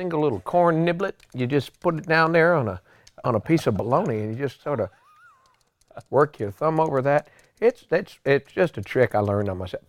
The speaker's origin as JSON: {"language": "English", "region": "New England", "country": "United States", "said": "I'm from New England"}